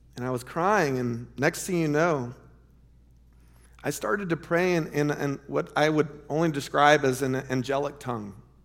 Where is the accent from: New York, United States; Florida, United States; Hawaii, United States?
Florida, United States; Lake Wales; moved away as an adult; also born or lived in Chicago; our church growing up in Lake Wales